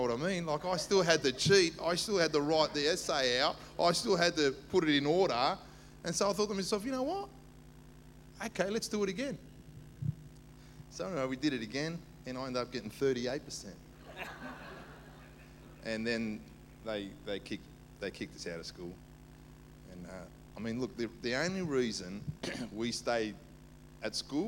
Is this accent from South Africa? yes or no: no; Sydney, New South Wales, Australia; also born or lived in Cyprus; I was brought up in the inner west, Dulwich Hill, Marrickville. Went to Dulwich High